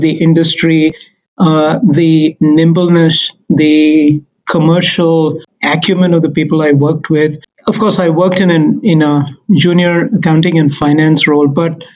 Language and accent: English; India; moved away as an adult; also born or lived in Mumbai, India; now in Canada; originally, I am a CA from India